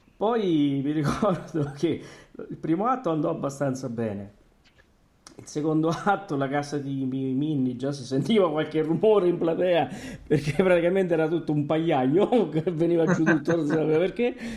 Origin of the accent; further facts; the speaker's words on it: Terni, Umbria, Italy; quando siamo andati a vedere l'opera a Terni al Teatro Verdi quando veniva il Battistini e, e seguivamo tutto quello poco che c'era nella nostra città